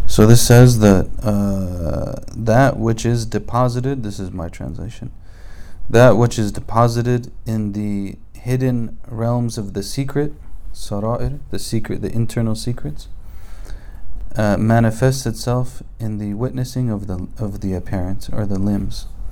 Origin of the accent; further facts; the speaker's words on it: United States; I'm from America